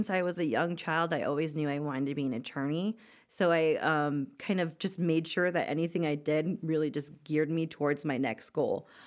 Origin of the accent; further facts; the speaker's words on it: Florida, United States; also born or lived in Germany; I was born in Germany, raised in Florida, but, you know, true heart Coloradan.